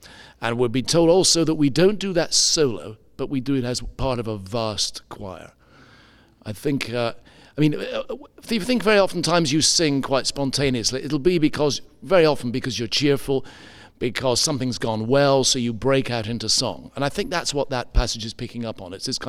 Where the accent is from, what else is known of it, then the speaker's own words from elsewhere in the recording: Edinburgh, Scotland, United Kingdom; born there; In Scottish, that's right. I was born up in Scotland, in Edinburgh, or just outside to begin with.